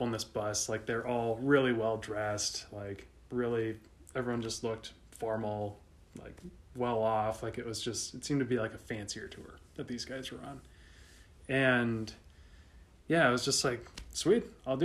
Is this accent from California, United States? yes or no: no; Minnesota, United States; I'm from Minnesota.